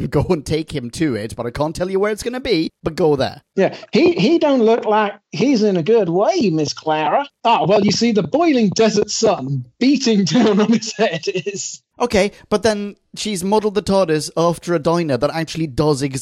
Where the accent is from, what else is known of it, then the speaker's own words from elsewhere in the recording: Bratislava, Bratislava Region, Slovakia; also born or lived in Australia; I'm from Bratislava, but I did an Erasmus year in Australia.